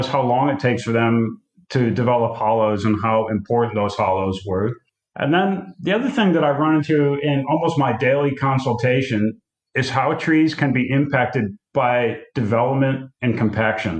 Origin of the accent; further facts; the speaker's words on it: United States; now in South Australia, Australia; an American living in Australia